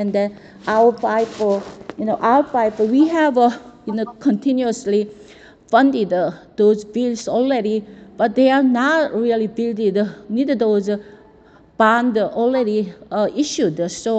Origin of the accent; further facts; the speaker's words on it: Andong, North Gyeongsang, South Korea; now in California, United States; Especially I am grew up in very richest my village in Andong, and you know in Andong had two dams, Ima dams and Andong dams.